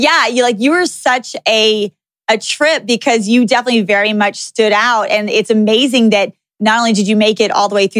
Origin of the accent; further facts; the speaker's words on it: Texas, United States; also born or lived in California; now in Las Vegas, United States; I grew up in Texas